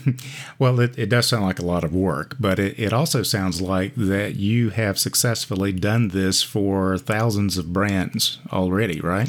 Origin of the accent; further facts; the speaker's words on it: United States; those of us who were born and raised in the United States